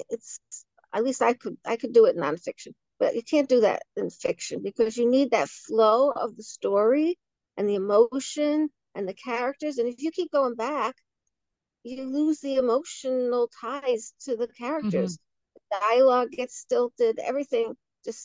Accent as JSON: {"language": "English", "town": "New York City", "region": "New York", "country": "United States", "tie": "born or raised there", "said": "I was born in Williamsburg, Brooklyn"}